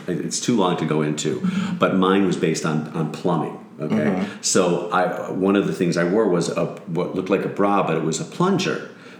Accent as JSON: {"language": "English", "town": "Skokie", "region": "Illinois", "country": "United States", "said": "I am from Skokie, Illinois."}